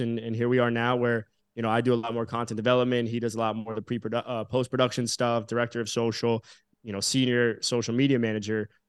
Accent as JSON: {"language": "English", "region": "South Florida", "country": "United States", "tie": "born or raised there", "said": "growing up in South Florida, I was friendly with a lot of you know my school had a lot of athletes"}